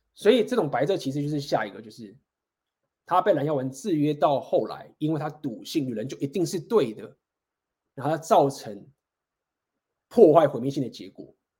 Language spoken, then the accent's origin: Chinese; Taiwan; 我们台湾人，就是大家都会照顾自己家人，然后就是孝顺，我们都是很尊重照顾这个家庭